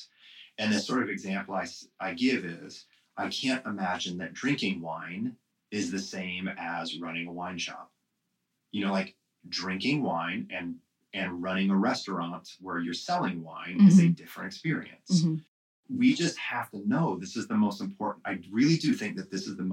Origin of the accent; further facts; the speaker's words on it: Midwest, United States; I'm from the Midwest.